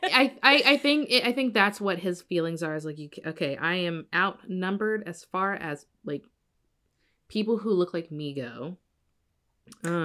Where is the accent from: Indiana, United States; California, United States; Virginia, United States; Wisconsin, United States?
Indiana, United States; Evansville; my hometown, Evansville